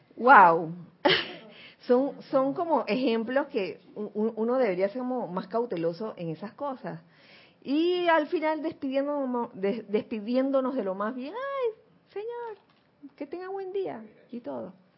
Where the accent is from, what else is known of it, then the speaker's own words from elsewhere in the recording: Panama; yo nací en Panamá